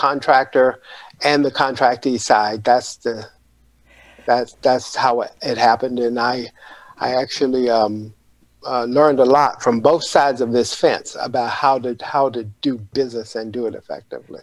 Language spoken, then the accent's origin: English; Panama City, Florida, United States; I grew up in Panama City, Florida